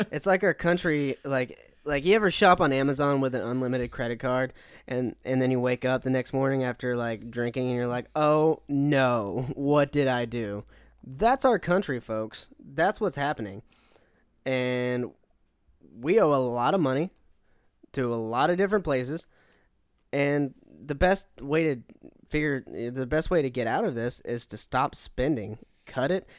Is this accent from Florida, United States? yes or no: yes; Pensacola, Florida, United States; Pensacola, my hometown